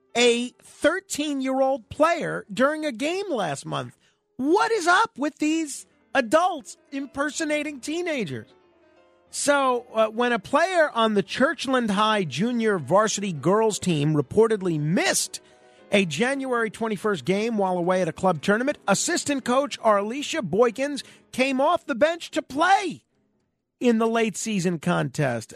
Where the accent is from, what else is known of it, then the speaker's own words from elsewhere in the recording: New York City, New York, United States; when I was growing up in Manhattan